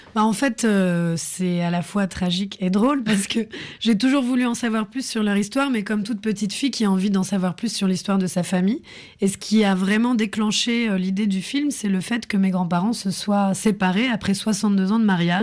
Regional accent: France; J'ai grandi en France

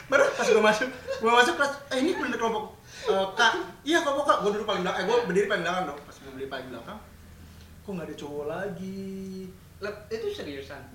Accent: West Java, Indonesia; kayak gue juga Sunda kalau misalnya gue di Bekasi lo gue Bekasi cuman kalau pas gue di Bandung otomatis teman-teman yang ngomong Sunda gue otomatis lo logat gue berubah jadi Sunda

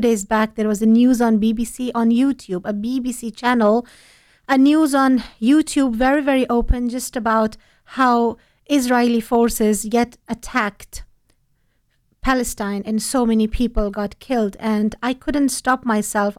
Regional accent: Afghanistan; moved away; I'm from Afghanistan

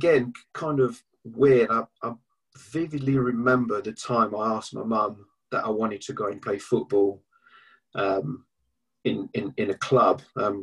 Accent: Paris, Île-de-France, France; moved away as an adult; now in England; I was born in Paris. I grew up just outside of Paris.

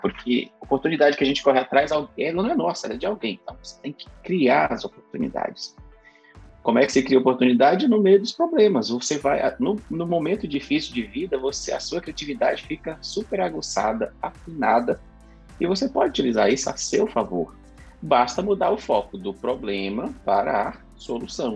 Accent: Carolina, Maranhão, Brazil; moved away; eu nasci numa cidade que se chama Carolina, fica no sul do estado do Maranhão, em um bairro, no, talvez o mais pobre, talvez não, com certeza o mais pobre bairro dessa cidade. Foi onde eu cresci

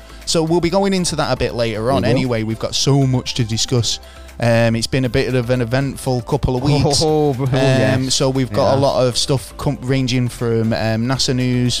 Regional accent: Manchester, North West England, United Kingdom; I'm from Manchester, England, UK

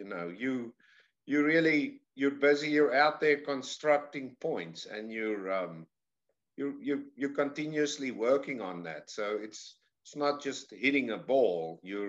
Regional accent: South Africa; moved away as an adult; now in United States; I say I'm from the deep south. I'm from South Africa originally.

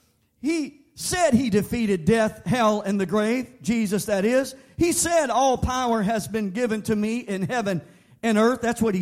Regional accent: Bayou country, Louisiana, United States; I come from Bayou country.

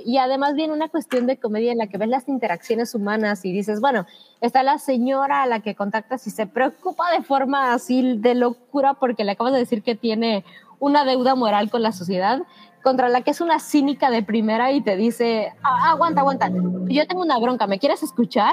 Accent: Mexico; como mexicanos en nuestro caso

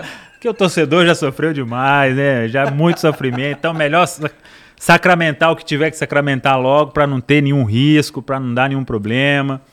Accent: Araçaí, Minas Gerais, Brazil; also born or lived in Belo Horizonte / Cordisburgo; Eu, eu cresci no interior e eu nasci, vim em Belo Horizonte para nascer, né? Meus pais escolheram lá, a cidade chama Araçaí.

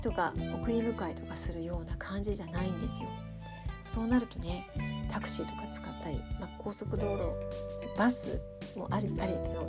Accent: Tokyo, Japan; now in Hokkaido, Japan; 私はね東京出身なので

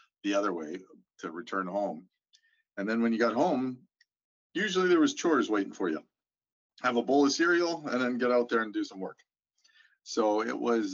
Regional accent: Saskatoon, Saskatchewan, Canada; now in St. Albert, Canada; I grew up on a farm just on the cusp of Saskatoon

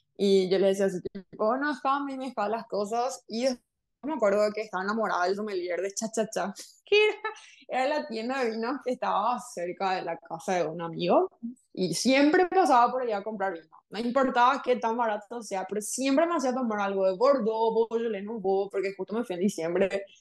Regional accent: Paraguay; first language Spanish; licenciada en lengua francesa por la Universidad Nacional acá en Paraguay

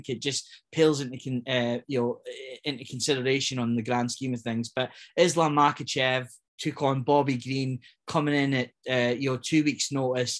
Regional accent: Scotland, United Kingdom; as proud as it comes as a Scotsman

